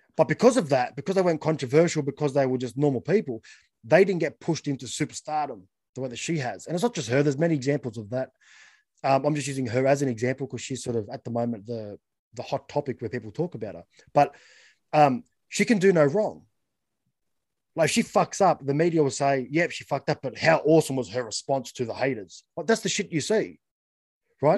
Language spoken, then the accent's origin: English; Australia; as just being Australian